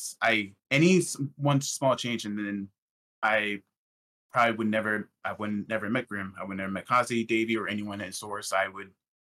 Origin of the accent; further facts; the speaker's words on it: Illinois, United States; also born or lived in Arizona; I'm from Illinois. I'm currently right now in Illinois, but I grew up in a very rural area, very small town